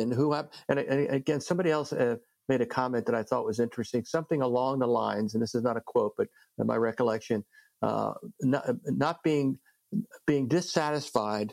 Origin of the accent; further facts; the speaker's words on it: New Jersey, United States; I'm from New Jersey